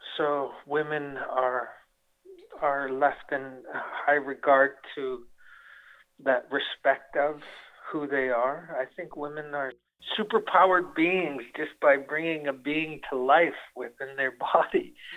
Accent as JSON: {"language": "English", "town": "Winnipeg", "region": "Manitoba", "country": "Canada", "moved": "yes", "lives_now": "Las Vegas, United States", "said": "Winnipeg, Manitoba, and that's where I'm from."}